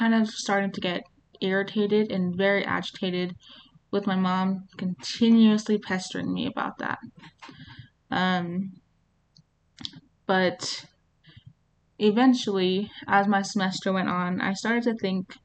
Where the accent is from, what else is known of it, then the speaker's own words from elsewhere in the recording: New Mexico, United States; also born or lived in Las Cruces, New Mexico; I'm from New Mexico